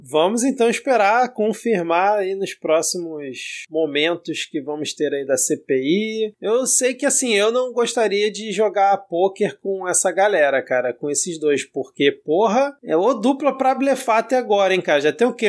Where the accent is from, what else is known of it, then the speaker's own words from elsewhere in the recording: Southeast Brazil, Brazil; accent: sudestino (Southeastern); eu já com esse meu sotaque sudestino, você já, já vai marcando a posição, né, da onde que eu sou